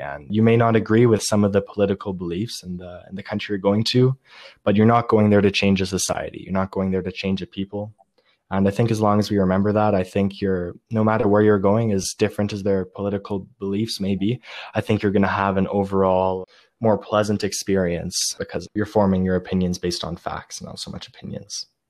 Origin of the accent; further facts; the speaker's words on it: Canada; one Canadian boy